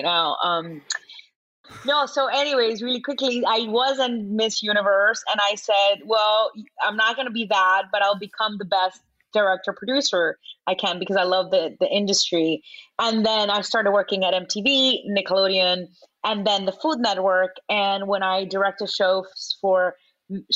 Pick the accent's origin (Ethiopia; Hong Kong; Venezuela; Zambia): Venezuela; moved away; also born or lived in Miami; I was born in Miami, but raised in Venezuela, and now my mother lives in Mexico